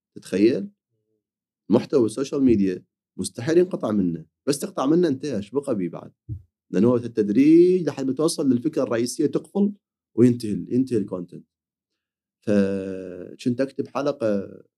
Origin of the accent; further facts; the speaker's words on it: Iraq; عندنا بالعراق